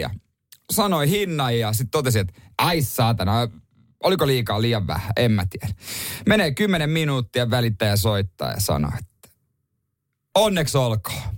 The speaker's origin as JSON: {"language": "Finnish", "region": "Ostrobothnia", "country": "Finland", "moved": "yes", "lives_now": "Helsinki capital region, Finland", "said": "meillä päin Pohjanmaalle"}